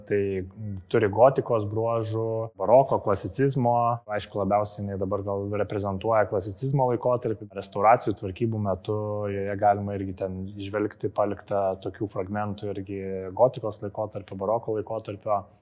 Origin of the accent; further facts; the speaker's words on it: Kaunas, Kaunas County, Lithuania; kaip tikri kauniečiai norėjosi išlaikyti tą tradiciją